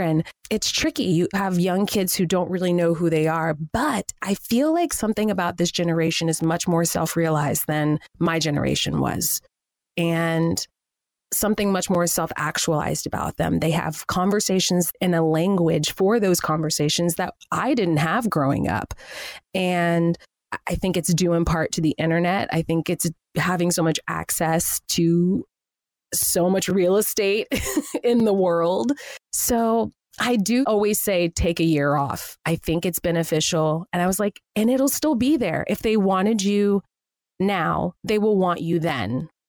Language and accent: English; Spring, Texas, United States; moved away as an adult; also born or lived in Pittsburgh, Pennsylvania / Los Angeles; now in New York, United States; I grew up in Spring, Texas, which is about 45 minutes outside of Houston.